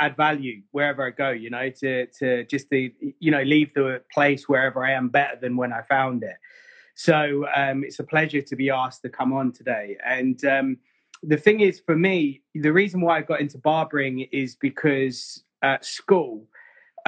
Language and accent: English; Bedford, East of England, United Kingdom; accent: English; moved away as an adult; also born or lived in Mayfair, London; when I come from Bedford, I was very street